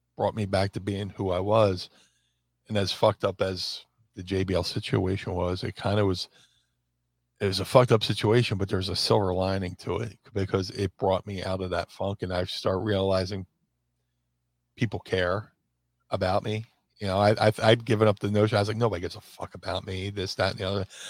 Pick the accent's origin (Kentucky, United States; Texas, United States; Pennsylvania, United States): Pennsylvania, United States; Philadelphia; also born or lived in Atlantic City; my hometown of Philly.